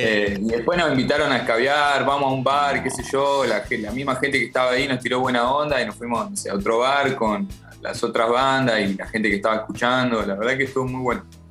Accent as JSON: {"language": "Spanish", "region": "La Pampa", "country": "Argentina", "said": "Somos de, somos de La Pampa nosotros"}